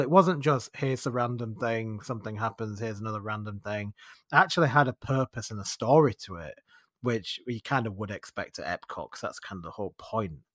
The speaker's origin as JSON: {"language": "English", "country": "United Kingdom", "said": "we're British"}